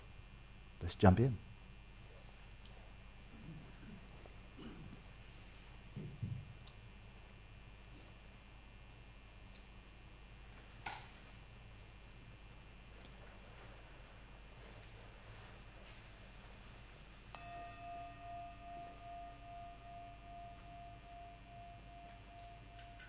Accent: United States; I'm American

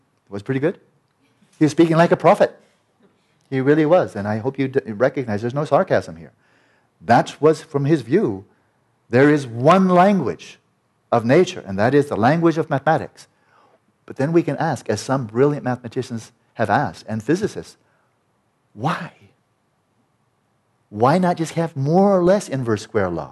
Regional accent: California, United States; I'm a Californian guy

